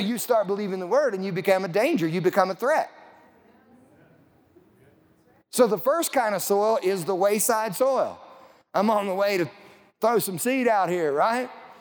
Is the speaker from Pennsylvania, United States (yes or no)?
no; Lamar, Colorado, United States; I grew up in southeast Colorado. I grew up in May Valley. It's about 10 miles north of Lamar, Colorado.